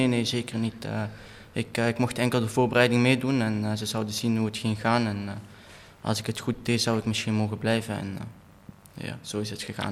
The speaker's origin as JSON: {"language": "Dutch", "town": "Antwerp", "region": "Flanders", "country": "Belgium", "tie": "born or raised there", "also_born_or_lived": "Kerkrade", "accent": "Belgian", "said": "Ja, ik ben eh, geboren in Antwerpen. Ik ben daar nog steeds woonachtig"}